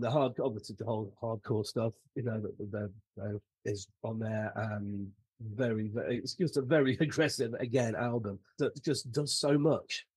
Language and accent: English; United Kingdom; being a Brit, Saxon